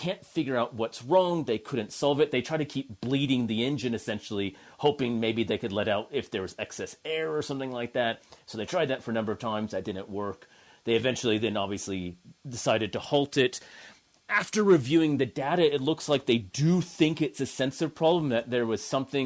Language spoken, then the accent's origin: English; California, United States; accent: American; moved away as an adult; also born or lived in Notre Dame, Indiana; now in Canberra, Australia; I am originally from the U.S. I grew up in California